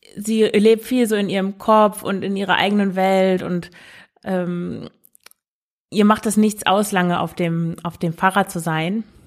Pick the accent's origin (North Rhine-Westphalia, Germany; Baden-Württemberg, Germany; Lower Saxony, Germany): Lower Saxony, Germany; Emsland; Ich komme ja aus dem Emsland